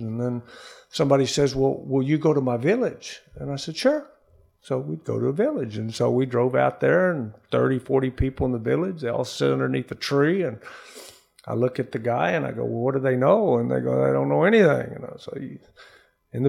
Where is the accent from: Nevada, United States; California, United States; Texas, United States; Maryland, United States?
Texas, United States; also born or lived in Corpus Christi, Texas; I grew up in Texas. I grew up, you know, with my cousins in the country, the hill country of Texas, until I was 11. And then we moved to a city called Corpus Christi, Texas